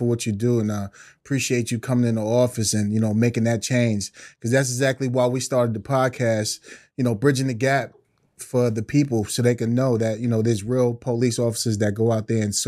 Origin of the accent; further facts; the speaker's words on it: Long Island, New York, United States; I'm from Long Island. I'm a New York country boy